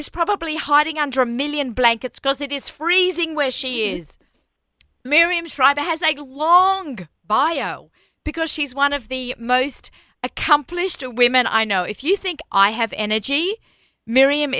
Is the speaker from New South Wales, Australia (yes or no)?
yes; Sydney, New South Wales, Australia; now in New York, United States; I grew up in Australia